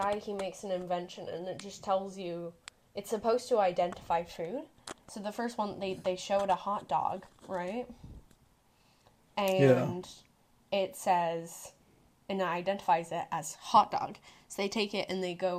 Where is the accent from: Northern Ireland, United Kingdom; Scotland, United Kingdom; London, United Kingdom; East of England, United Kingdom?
East of England, United Kingdom; Woodbridge; born or raised there; also born or lived in Liverpool; now in Beaverton, United States